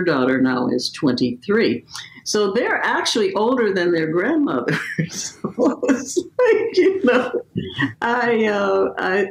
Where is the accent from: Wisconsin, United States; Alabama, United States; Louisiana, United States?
Louisiana, United States; New Orleans; now in Beverly Hills, United States; I was born in New Orleans, Louisiana. And so as a result of that, you know, we lived in a very small house